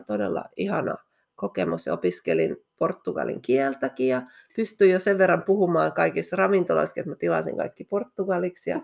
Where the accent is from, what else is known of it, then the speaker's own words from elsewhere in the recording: Helsinki, Uusimaa, Finland; moved away as an adult; also born or lived in Espoo / Rome / England; now in Levi, Finland; mä oon Helsingistä kotoisin, Helsingissä ja mm. Espoossa mm. asunut